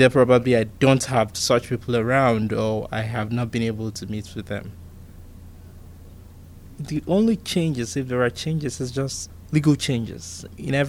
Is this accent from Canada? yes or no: no; Nigeria; moved away as an adult; now in Pittsburgh, United States; I was born in Nigeria